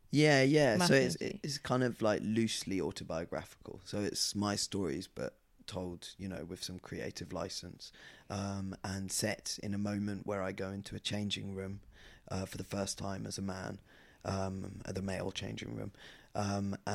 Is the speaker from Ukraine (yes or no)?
no; Scotland, United Kingdom; And then he said, why are you wearing a skirt, …? And I said, because I'm Scottish.